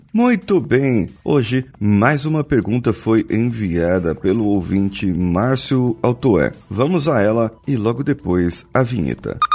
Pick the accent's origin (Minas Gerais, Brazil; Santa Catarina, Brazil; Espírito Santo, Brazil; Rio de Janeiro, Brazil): Espírito Santo, Brazil; Vitória; Eu sou coach e sou de Vitória, Espírito Santo